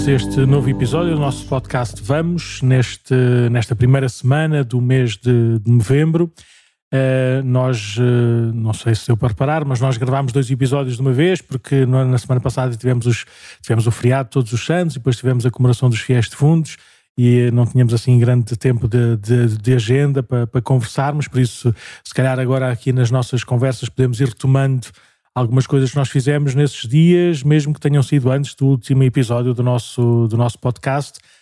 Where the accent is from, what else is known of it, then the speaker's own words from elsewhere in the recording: Paço de Arcos, Lisbon, Portugal; also born or lived in Porto Salvo; sou natural de Passos de Arcos